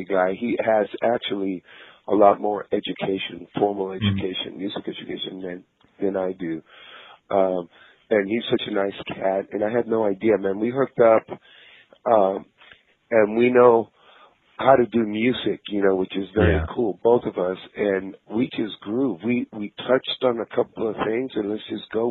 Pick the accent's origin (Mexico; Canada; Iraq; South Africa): Mexico; Tijuana, Baja California; moved away; I grew up in Tijuana, Mexico